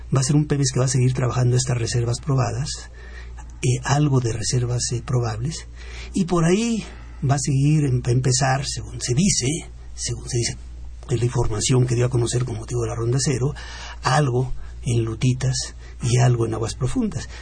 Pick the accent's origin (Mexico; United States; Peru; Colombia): Mexico; como mexicano